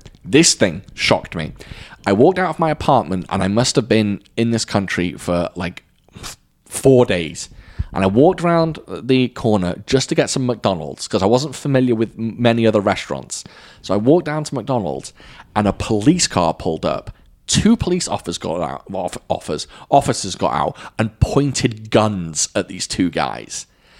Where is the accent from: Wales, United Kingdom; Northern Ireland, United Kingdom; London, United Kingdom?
Wales, United Kingdom; I'm Welsh. I'm from Wales. I don't necessarily have a Welsh accent. So I'm not English, so I'm not going to say I have an English accent.